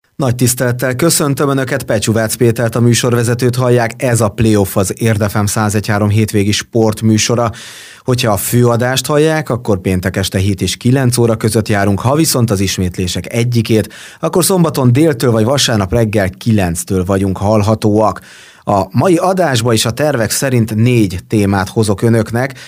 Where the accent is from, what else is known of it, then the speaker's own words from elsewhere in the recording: Marcali, Somogy, Hungary; now in Érd, Hungary; mind a ketten ugyanabban az évben születtünk, ugyanabban a városban és ugyanabban a kórházban